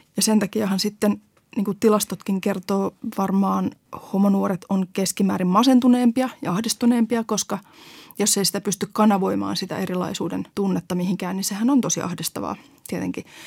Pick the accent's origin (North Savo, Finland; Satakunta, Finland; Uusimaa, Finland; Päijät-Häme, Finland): Uusimaa, Finland; Helsinki; kasvoin pääkaupunkiseudulta, siis Helsingissä